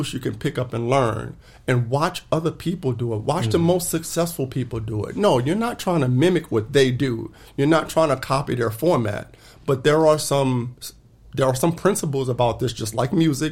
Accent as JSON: {"language": "English", "town": "New Orleans", "region": "Louisiana", "country": "United States", "moved": "yes", "lives_now": "Arizona, United States", "said": "I'm from New Orleans. You know, at the time I left, it was 80-90% black in the city, right?"}